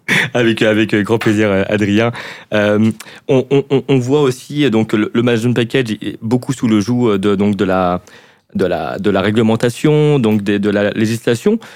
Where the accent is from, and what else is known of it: France; accent: French